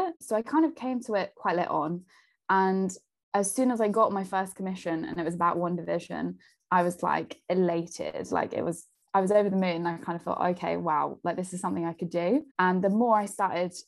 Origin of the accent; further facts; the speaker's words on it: Peterborough, East of England, United Kingdom; I'm from Peterborough